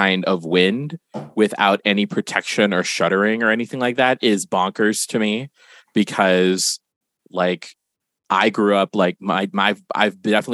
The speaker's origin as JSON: {"language": "English", "country": "Guam", "said": "I'm from Guam, and and being from there, I've lived through many a typhoon"}